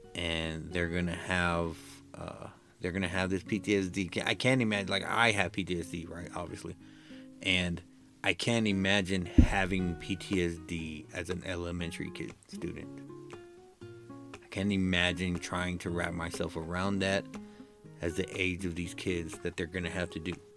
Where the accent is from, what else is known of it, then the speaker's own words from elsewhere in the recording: United States; I'm American